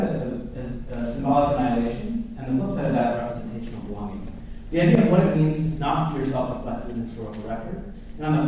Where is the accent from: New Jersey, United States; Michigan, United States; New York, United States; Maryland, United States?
Michigan, United States; my parents immigrated from India in the late 1960s. I grew up in Michigan